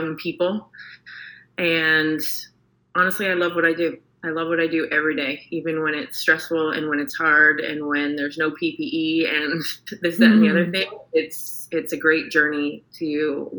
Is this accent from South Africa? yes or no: no; Canada; moved away as an adult; now in Houston, United States; I'm Canadian, and a transplant to Houston for the past 5 years